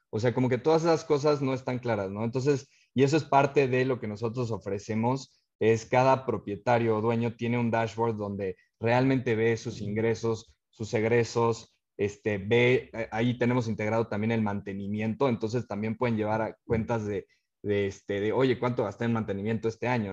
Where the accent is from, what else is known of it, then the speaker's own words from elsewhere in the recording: Cuernavaca, Morelos, Mexico; moved away as an adult; also born or lived in Mexico City / Germany / United States; nosotros somos de, de Cuernavaca